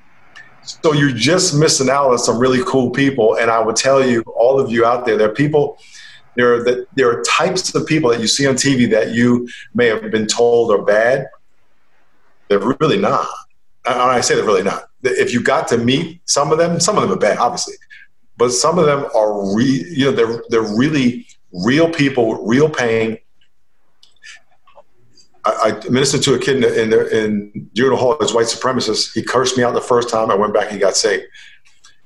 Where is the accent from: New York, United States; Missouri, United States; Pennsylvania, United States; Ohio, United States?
New York, United States; Long Island; I grew up in Long Island, New York